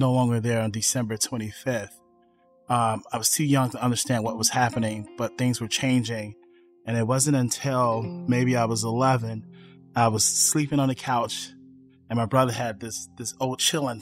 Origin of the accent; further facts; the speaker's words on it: Chicago, Illinois, United States; I was born in Chicago West Side